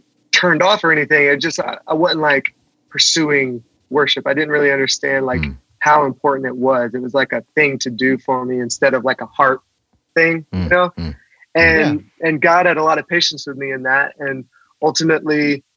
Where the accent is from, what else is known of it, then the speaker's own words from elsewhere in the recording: South Carolina, United States; I grew up in the church in South Carolina.